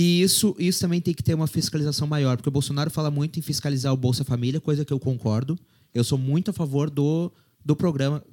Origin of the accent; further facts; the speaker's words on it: Brazil; Eu, como brasileiro